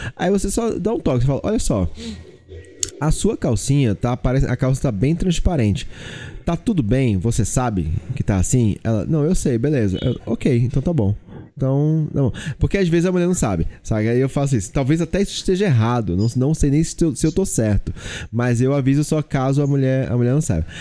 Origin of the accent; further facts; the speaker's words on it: Olinda, Pernambuco, Brazil; eu fui criado numa cultura muito machista. Muito, muito machista. Eu sou nordestino, eu sou de Olinda